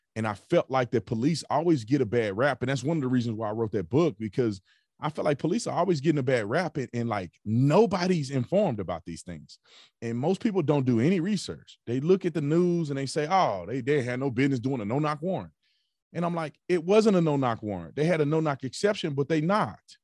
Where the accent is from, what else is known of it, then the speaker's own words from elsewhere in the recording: Fort Worth, Texas, United States; I grew up in Fort Worth, Texas